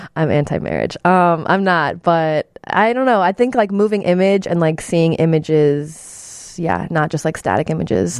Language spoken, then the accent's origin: English; Chicago suburbs, Illinois, United States; I'm from the suburbs.